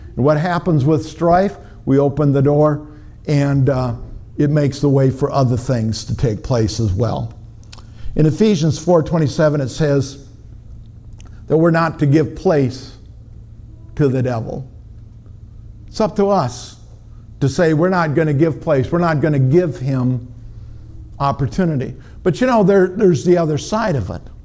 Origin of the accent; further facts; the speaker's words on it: Minnesota, United States; I'm from Minnesota.